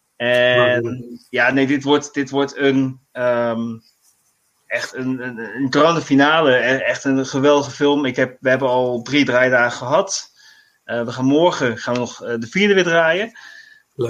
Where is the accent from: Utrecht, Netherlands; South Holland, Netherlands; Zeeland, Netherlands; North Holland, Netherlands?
South Holland, Netherlands; The Hague; Ik ehm, woon in Den Haag. Ik kom uit Den Haag